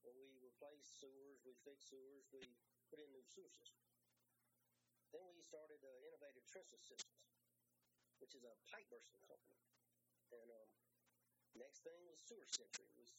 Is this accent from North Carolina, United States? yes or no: no; Louisiana, United States; We come from Louisiana. We're based in Louisiana